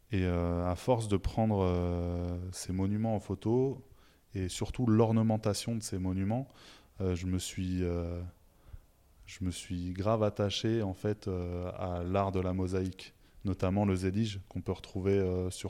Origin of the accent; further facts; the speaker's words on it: southern Tunisia, Tunisia; La mienne, il n'y avait pas de zélie chez moi. je viens du sud de la Tunisie. Et euh, chez moi, les maisons sont blanches